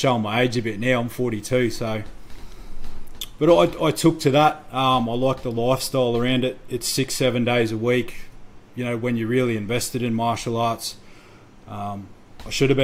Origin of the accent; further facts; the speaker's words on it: Toowoomba, Queensland, Australia; I grew up in Toowoomba